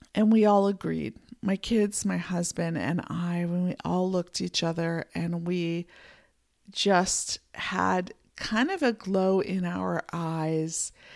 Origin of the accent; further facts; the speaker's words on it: Pennsylvania, United States; moved away as an adult; now in Montana, United States; I grew up in Pennsylvania in a small town